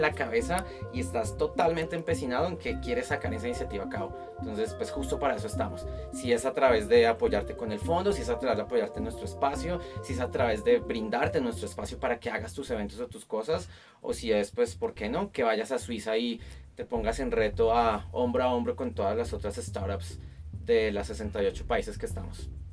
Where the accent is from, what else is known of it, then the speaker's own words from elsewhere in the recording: Colombia; now in Mexico; yo como colombiano en Colombia